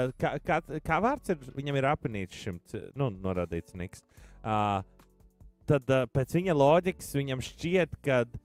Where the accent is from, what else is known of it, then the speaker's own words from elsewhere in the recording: Latvia; Mēs esam īsti latvieši